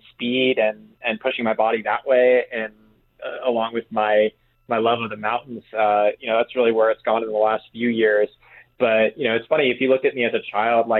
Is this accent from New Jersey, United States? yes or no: no; Massachusetts, United States; I actually grew up in Massachusetts, so East Coast and down at sea level